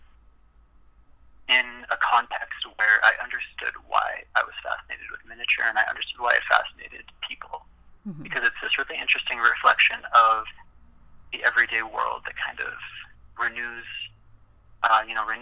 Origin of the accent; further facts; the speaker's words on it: Regina, Saskatchewan, Canada; moved away as an adult; also born or lived in Calgary, Alberta; I was born and raised in Regina, Saskatchewan, and moved to Calgary, Alberta, to attend university